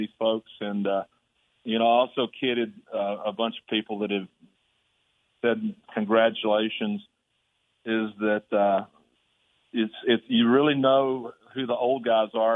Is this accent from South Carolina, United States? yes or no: no; Burnet, Texas, United States; as a little boy growing up in Texas